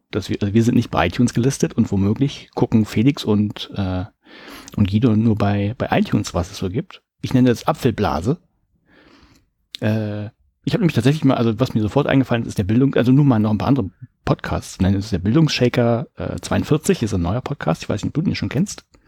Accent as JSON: {"language": "German", "country": "Germany", "said": "ich bin ja ein Deutscher"}